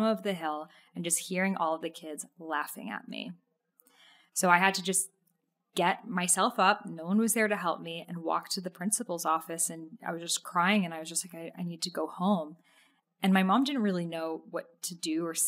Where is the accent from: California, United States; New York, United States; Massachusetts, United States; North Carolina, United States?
Massachusetts, United States; near Salem; I grew up near Salem, Massachusetts